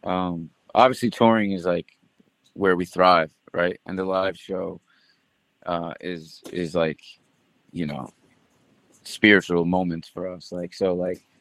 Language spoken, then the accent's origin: English; Bayonne, New Jersey, United States; my hometown in Bayonne, New Jersey.